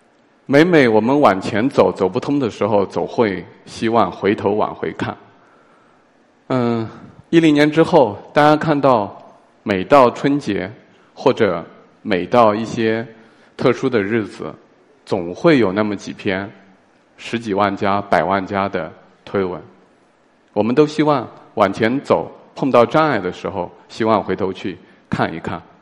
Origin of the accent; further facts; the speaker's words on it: Tianyuan, China; moved away; 我的家乡叫田园镇